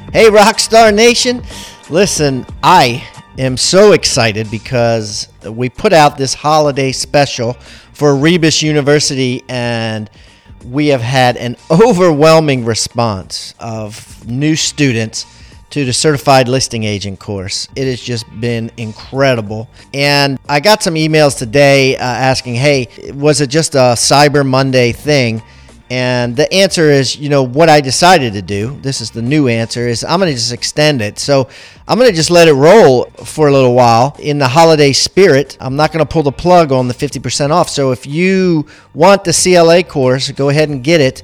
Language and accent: English; Maryland, United States; I grew up in Maryland